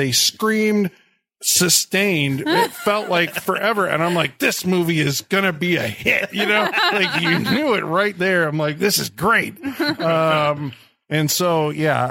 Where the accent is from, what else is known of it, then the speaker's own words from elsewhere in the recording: United States; I'm an American.